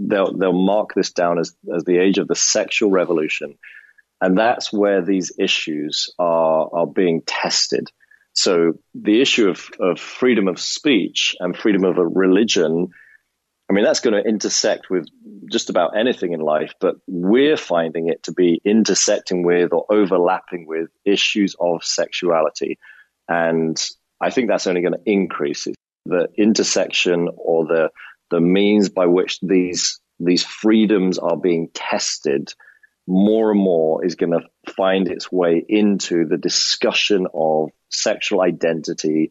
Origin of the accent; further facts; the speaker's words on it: United Kingdom; moved away as an adult; now in United States; living as a Brit in America for the last 9.5 years